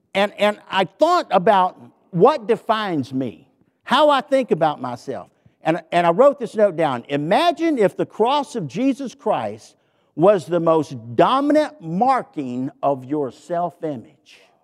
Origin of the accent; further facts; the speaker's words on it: the South, Southern United States, United States; accent: southern; my southern accent